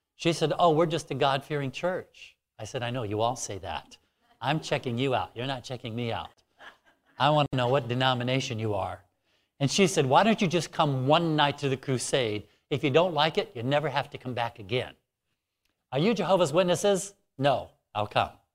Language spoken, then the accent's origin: English; Alaska, United States; it's much warmer here than where I'm from. I'm from Alaska.